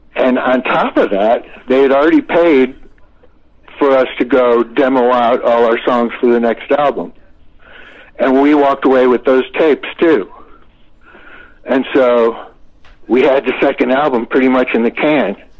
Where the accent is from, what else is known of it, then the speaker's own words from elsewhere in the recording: Florida, United States; moved away; I was a kid from Florida